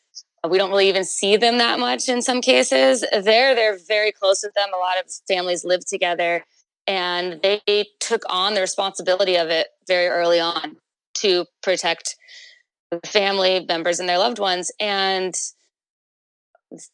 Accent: Carlsbad, California, United States; also born or lived in Oceanside, California; Polly and I grew up in North County, San Diego

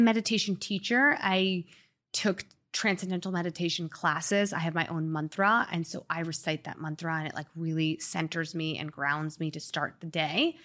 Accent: Long Island, New York, United States; moved away as an adult; also born or lived in Springfield, Illinois / Manhattan / San Francisco / Boston; now in Miami, United States; I grew up mostly in Long Island

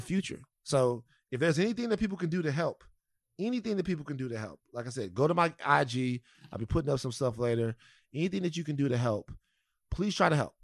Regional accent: South Louisiana, United States; moved away; the people of South Louisiana right now, my home state

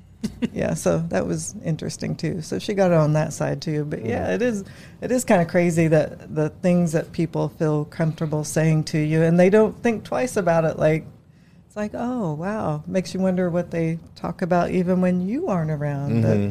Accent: Indianapolis, Indiana, United States; also born or lived in Marion, Indiana; Mostly Indianapolis, but I'm from Marion, Indiana.

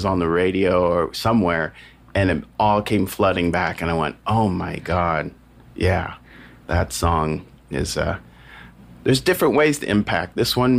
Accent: California, United States; I grew up as a child actor, and so I had to drive to Los Angeles a lot from my hometown. It's like an hour drive

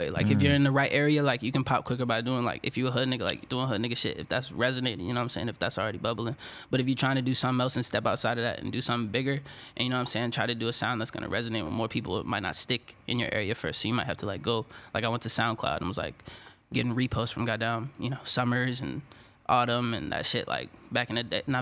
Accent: Washington, District of Columbia, United States; DC, Maryland.

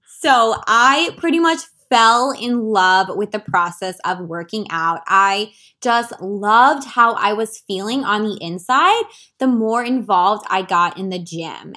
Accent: Washington, District of Columbia, United States; moved away as an adult; also born or lived in California; leave my hometown, move across country to become a full-time health and wellness coach

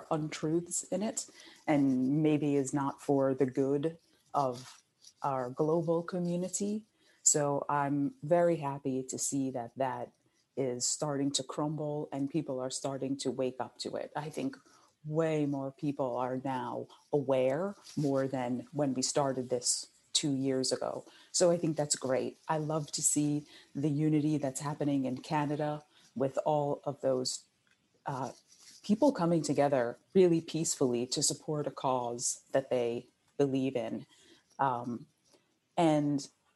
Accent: New Jersey, United States; I grew up in New Jersey, and I was also living down the shore at Hurricane Sandy

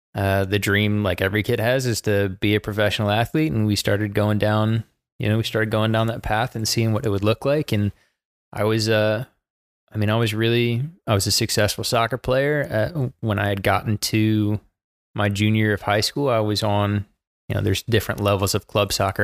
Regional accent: Baltimore, Maryland, United States; moved away as an adult; now in Charlotte, United States; I was born in Baltimore, Maryland, to two fantastic parents

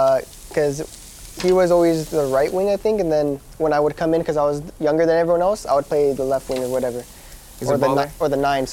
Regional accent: Fontana, California, United States; I'm from Fontana, California, which is like, an hour from here? Pretty far.

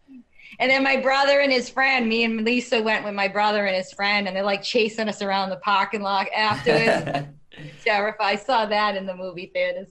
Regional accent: Medford, United States; I grew up in Medford, and we had a um, do you call it drive-in theater

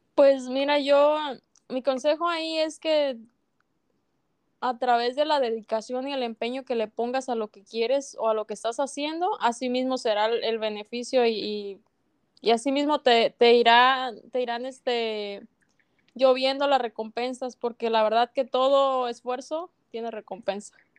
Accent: Tumbiscatío, Michoacán, Mexico; Yo soy de México, de Michoacán

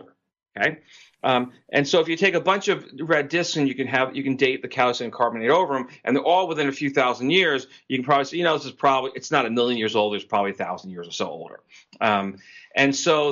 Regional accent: New York area, United States; I grew up in the New York area

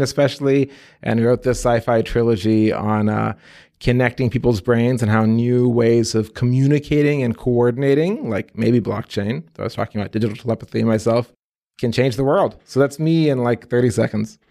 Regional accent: Midwest, United States; also born or lived in Egypt; I'm an immigrant kid, born in Egypt, age of three, came to the U S. My folks, exchange students, grew up about as American as American can be. Midwest boy, cornfields, U

